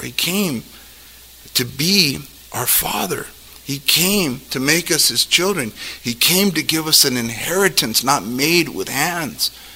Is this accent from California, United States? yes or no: yes; Los Angeles, California, United States; God didn't ask me when I was born in Los Angeles